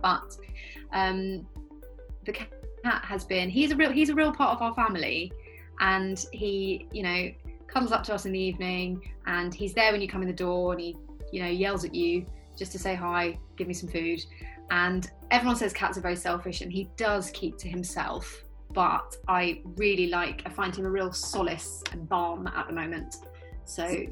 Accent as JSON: {"language": "English", "area": "Surrey", "region": "South East England", "country": "United Kingdom", "tie": "born or raised there", "also_born_or_lived": "West London", "moved": "yes", "lives_now": "London, United Kingdom", "said": "my husband and I both growing up outside of London, him in rural Scotland and me in a kind of tiny village in the depths of Surrey"}